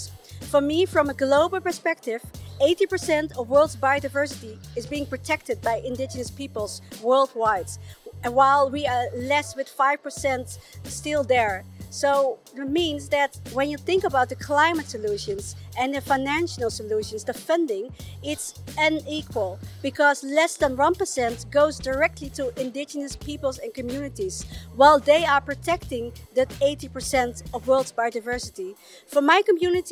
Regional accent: Chile; I was born in Walmapu, Chile, in the high mountains of Patagonia, the Andes

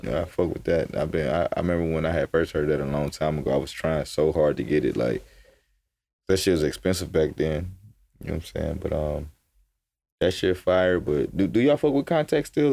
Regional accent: Atlanta, Georgia, United States; I'm coming from Atlanta, where we just be in the studio, just cooking up

